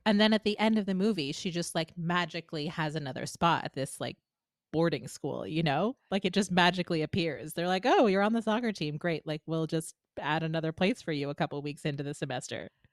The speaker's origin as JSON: {"language": "English", "region": "New Jersey", "country": "United States", "tie": "born or raised there", "said": "growing up in New Jersey in sort of the early to mid two thousands"}